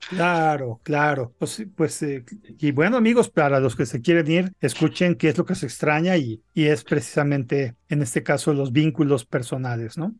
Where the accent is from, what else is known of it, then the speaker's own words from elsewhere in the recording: Mexico; nosotros como mexicanos